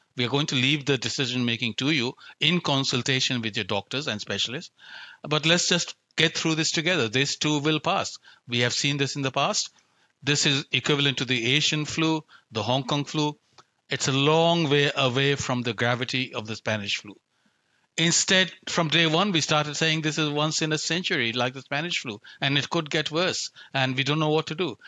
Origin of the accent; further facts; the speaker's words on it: India; now in Australia; I grew up in India, where risk is an everyday reality